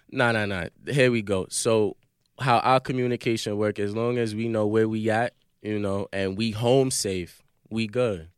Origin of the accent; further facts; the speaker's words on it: New York City, New York, United States; I'm from Brooklyn, so we got 'em in our hood